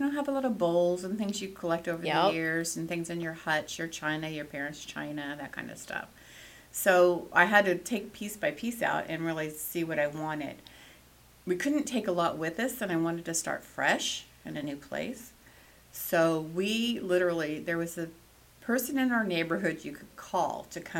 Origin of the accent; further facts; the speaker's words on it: California, United States; moved away as an adult; now in Nevada, United States; I was born and raised in California.